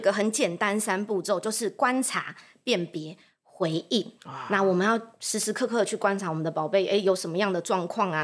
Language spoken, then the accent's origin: Chinese; Taoyuan, Taiwan; moved away as an adult; now in Zhunan, Taiwan; 我是桃园人